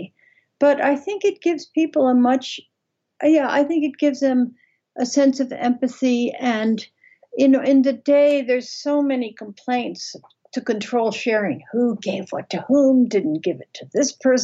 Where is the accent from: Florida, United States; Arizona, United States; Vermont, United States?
Vermont, United States; I grew up in Vermont